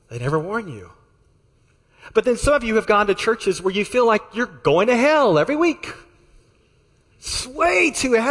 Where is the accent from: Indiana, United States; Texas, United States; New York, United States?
Texas, United States; I'm from Texas, and so is Sam. Um, I got the y'alls out of me many years ago